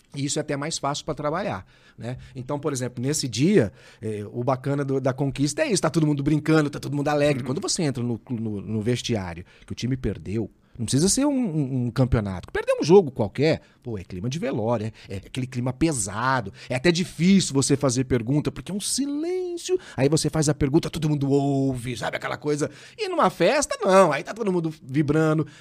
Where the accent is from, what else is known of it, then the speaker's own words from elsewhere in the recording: Ribeirão Preto, São Paulo, Brazil; Eu nasci na Vila Tibério.